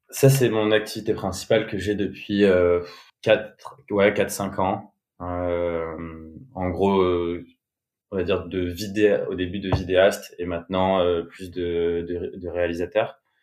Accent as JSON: {"language": "French", "town": "Bordeaux", "region": "Nouvelle-Aquitaine", "country": "France", "tie": "born or raised there", "said": "j'ai grandi à Bordeaux. j'ai fait toute ma scolarité là-bas."}